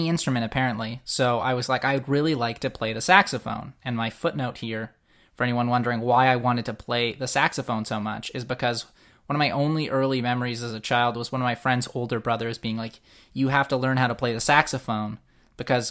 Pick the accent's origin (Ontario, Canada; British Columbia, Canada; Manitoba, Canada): Manitoba, Canada; Winnipeg; Born and raised in Winnipeg, yes, and here